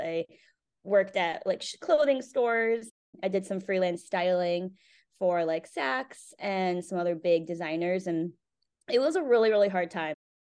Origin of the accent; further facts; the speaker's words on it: Cheshire, Connecticut, United States; also born or lived in South Korea; I grew up in Connecticut, a small town called Cheshire